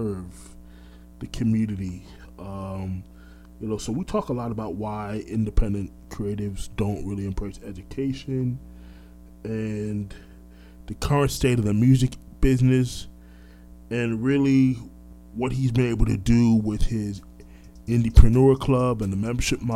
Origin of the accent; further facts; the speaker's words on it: Orlando, Florida, United States; also born or lived in Brooklyn, New York; I was born in Brooklyn, but raised in Orlando.